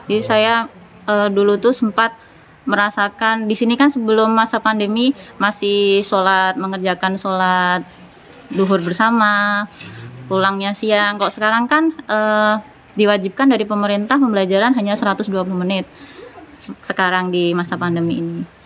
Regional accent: Sukoharjo, Central Java, Indonesia; now in Kalimantan, Indonesia; Saya asli Jawa Tengah, tepatnya di Kabupaten Sukoharjo, Surakarta.

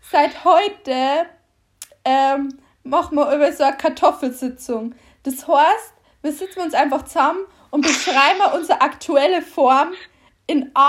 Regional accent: Bavarian Forest, Germany; accent: Bavarian; Und wir kommen beide aus dem Bayerischen Wald. Und wir, also, nein, du kommst mehr aus dem Bayerischen Wald als ich aus dem Bayerischen Wald komme

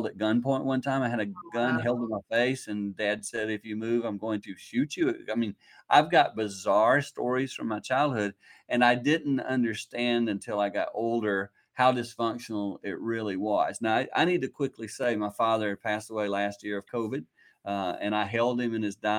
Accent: the Carolinas, United States; moved away as an adult; now in Michigan, United States; I grew up in the Carolinas, moved up to Michigan, been up here now for 30 years doing ministry

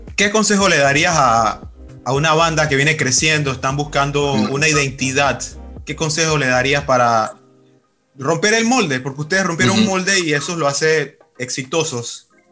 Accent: Panama; como panameño

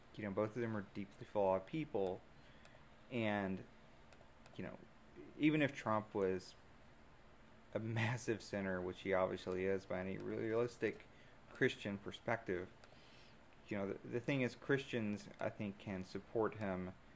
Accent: Deep South, United States; being from the from the deep south, you know, it's it's a very evangelical place, and even though I was raised and confirmed in Methodism

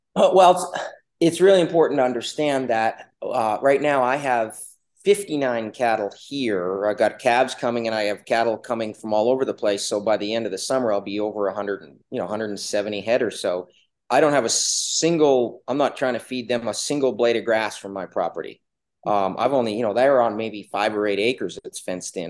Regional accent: Canada; now in Alaska, United States; I was originally actually from Canada. I grew up in the Yukon Territory in British Columbia

